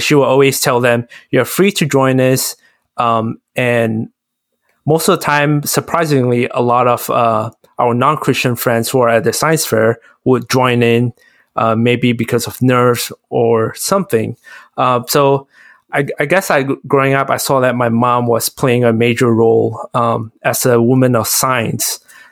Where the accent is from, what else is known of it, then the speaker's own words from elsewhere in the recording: Malaysia; growing up in Malaysia, where there's a lot of religion